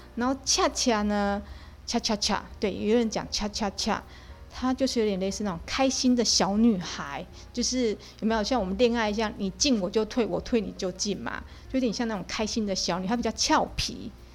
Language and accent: Chinese; Taiwan; 我们台湾人